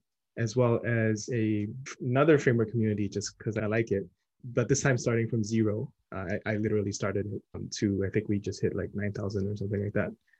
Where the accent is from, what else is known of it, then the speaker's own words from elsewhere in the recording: Singapore; now in New York, United States; I'm originally from Singapore, mostly work in New York